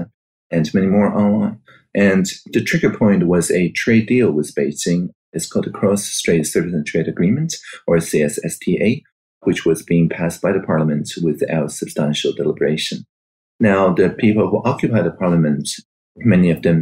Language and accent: English; Taiwan; I was born in Taiwan in 1981